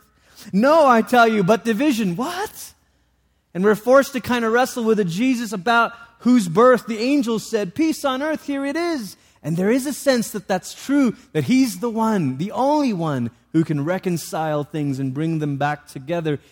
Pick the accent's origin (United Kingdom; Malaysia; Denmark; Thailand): Malaysia; moved away; I grew up in Malaysia